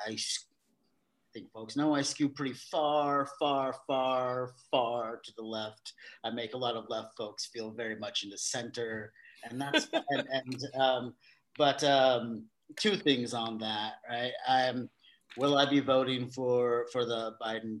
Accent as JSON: {"language": "English", "town": "Vallejo", "region": "California", "country": "United States", "tie": "born or raised there", "said": "I grew up in Vallejo"}